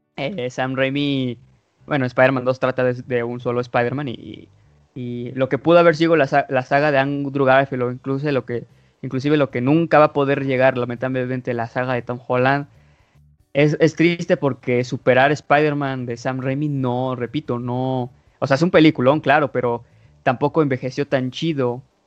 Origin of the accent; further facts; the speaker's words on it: Mexico; soy mexicano y la verdad, aunque sí sepa inglés, sí se me nota lo mexa al hablarlo